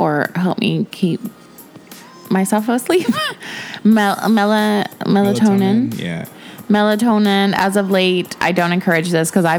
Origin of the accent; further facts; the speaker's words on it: Texas, United States; I'm Texan.